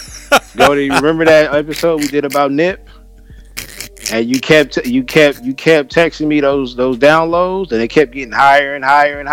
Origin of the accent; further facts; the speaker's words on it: California, United States; I'm from California.